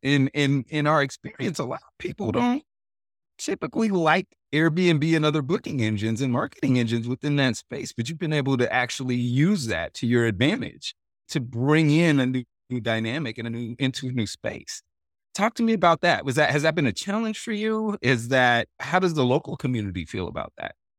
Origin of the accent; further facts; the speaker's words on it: Oregon, United States; I grew up in Oregon